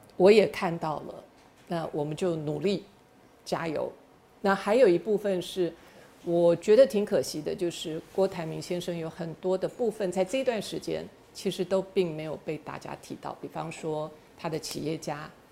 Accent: Taiwan; 我生在台湾，长在台湾，心在台湾

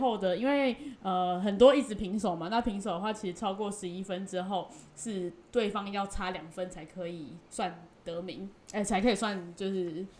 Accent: China; 哎，不行啊，我是中国人，我不行。

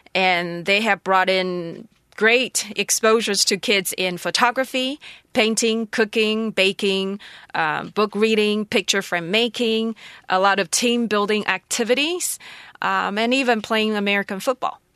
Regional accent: Taroko, Hualien County, Taiwan; also born or lived in Shanghai; in my home, in my village home, in my Taroko village

